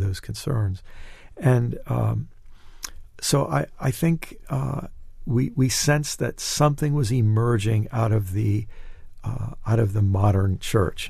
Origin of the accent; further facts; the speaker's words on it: United States; as an American